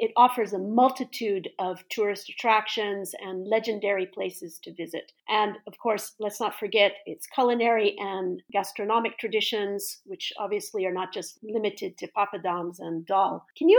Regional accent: California, United States; moved away; I came from California. I'm from California

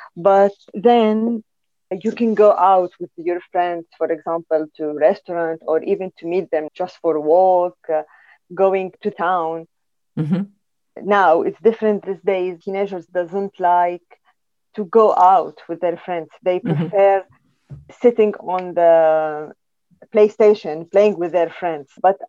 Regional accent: Syria; moved away as an adult; now in United Kingdom; my two worlds are Syria and UK. I lived my whole life in Syria. And UK now, I came here, settled with my children, and they grow here. I'm working here. I've never worked in my country

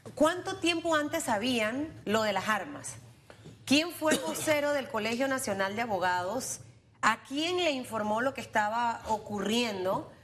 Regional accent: Panama; a mí como panameña y como periodista

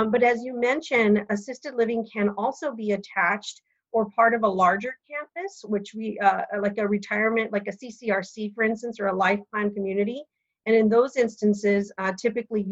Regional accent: Oregon, United States; I'm from Oregon

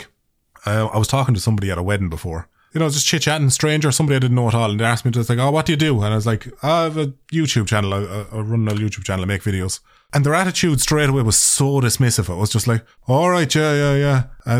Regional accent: Ireland; accent: Irish; I think as far as accents go, like Irish accents, I think my accent is fairly neutral.

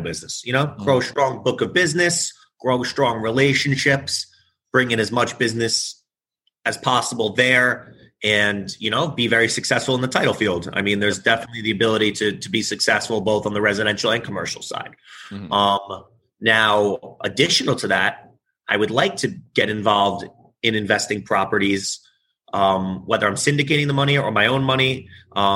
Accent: New York City, New York, United States; I live in the city and I'm originally from New York. So I've been here my whole life

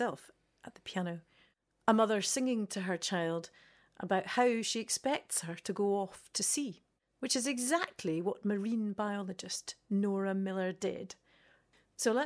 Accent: Scotland, United Kingdom; growing up in Scotland

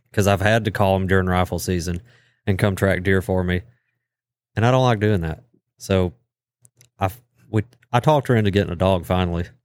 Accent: United States; also born or lived in Canton; I grew up around Sioux Tally

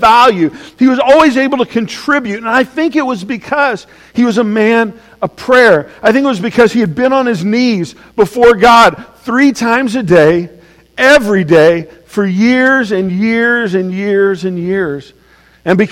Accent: Oklahoma, United States; I'm from Oklahoma.

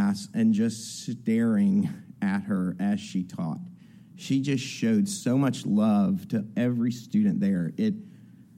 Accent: New Orleans, Louisiana, United States; I grew up in New Orleans, in Algiers. It's on the West Bank, New Orleans

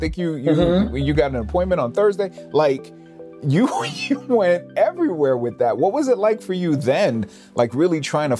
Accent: New York City, New York, United States; growing up in New York City, you're surrounded by, you know, we all put ourselves in these little sort of ghettos and stuff like that where we want to be around like cultured people, so to speak.

